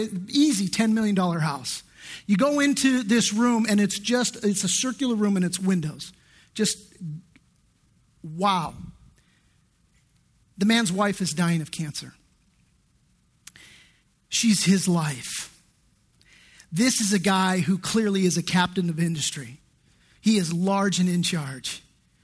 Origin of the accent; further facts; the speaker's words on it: Redondo Beach, California, United States; I grew up in Redondo Beach, which is just, you know, just middle class, upper middle class area